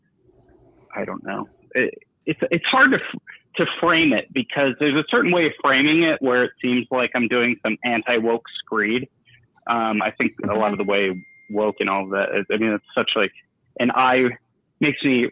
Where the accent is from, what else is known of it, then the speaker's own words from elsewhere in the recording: Buffalo, New York, United States; I'm from New York State